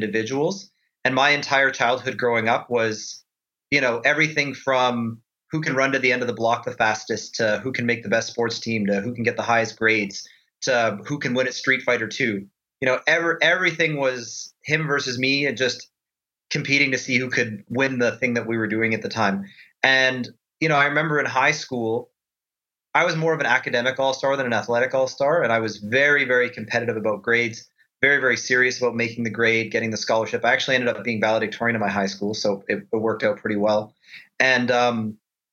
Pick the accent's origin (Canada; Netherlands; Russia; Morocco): Canada; Edmonton, Alberta; born and raised in Edmonton, Alberta, Canada